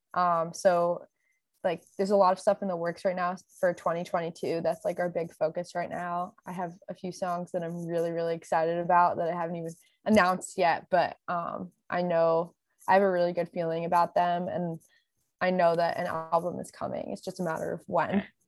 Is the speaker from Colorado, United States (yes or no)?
no; Connecticut, United States; now in Los Angeles, United States; I'm from Connecticut, and I, I'm based in L A now